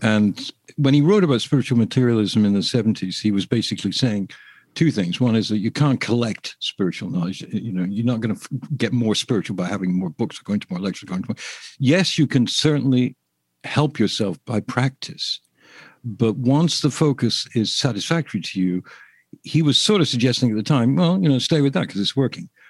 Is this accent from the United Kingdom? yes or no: yes; England, United Kingdom; I'm English